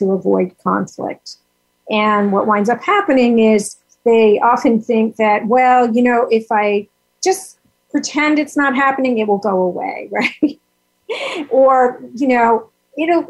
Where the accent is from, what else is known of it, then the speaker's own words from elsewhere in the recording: New York, United States; I'm from New York